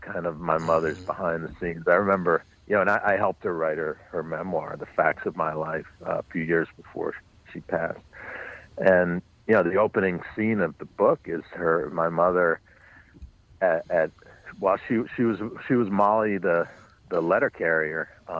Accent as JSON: {"language": "English", "town": "New York City", "region": "New York", "country": "United States", "tie": "born or raised there", "said": "I grew up on the Upper West Side, but north of 96th Street, west 106th Street, which was we lived in a beautiful building, but it was a neighborhood that had been in decline."}